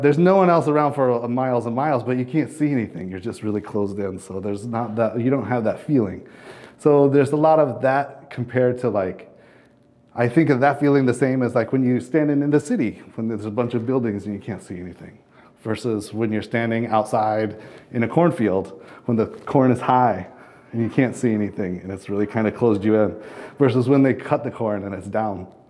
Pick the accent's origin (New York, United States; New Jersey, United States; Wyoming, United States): Wyoming, United States; southern; also born or lived in Colorado / Washington / Minneapolis, Minnesota / Louisiana; now in Urbana, United States; I grew up in the southern, like, desert part of Wyoming